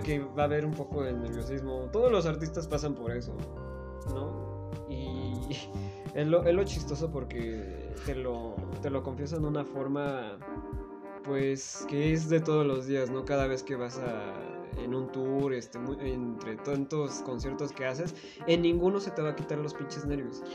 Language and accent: Spanish; Tlaxcala, Mexico; soy de Tlaxcala